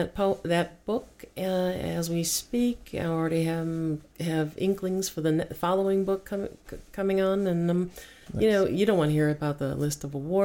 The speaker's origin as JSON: {"language": "English", "town": "Chicago", "region": "Illinois", "country": "United States", "tie": "born or raised there", "said": "I'm from Chicago originally."}